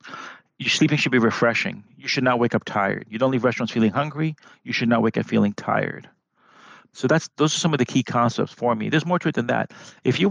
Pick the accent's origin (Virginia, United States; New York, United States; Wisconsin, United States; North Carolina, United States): New York, United States; New York City; moved away as an adult; now in California, United States; I'm from New York City and I came from the Bronx